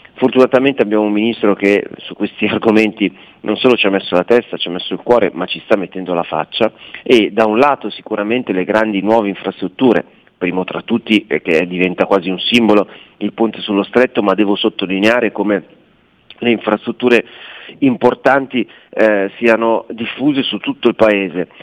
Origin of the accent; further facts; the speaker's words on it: Milan, Lombardy, Italy; siamo milanesi